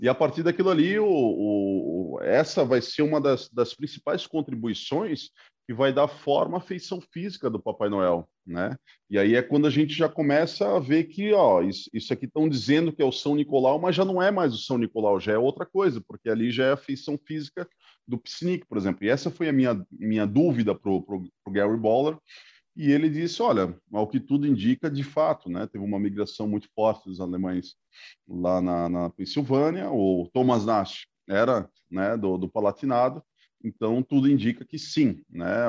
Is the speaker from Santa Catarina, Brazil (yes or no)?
yes; Itajaí, Santa Catarina, Brazil; also born or lived in Pará; now in Brusque, Brazil; eu tenho muitas lembranças da cidade onde eu nasci, lá no, no Pará, porque foi justamente de quatro para cinco anos que eu migrei para Itajaí